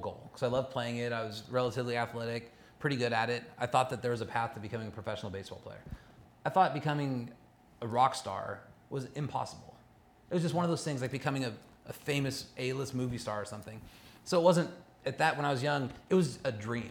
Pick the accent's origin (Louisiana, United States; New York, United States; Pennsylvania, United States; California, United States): California, United States; Los Angeles County; also born or lived in Olympia, Washington; I didn't grow up in Orange County. I grew up in Los Angeles County for the most part.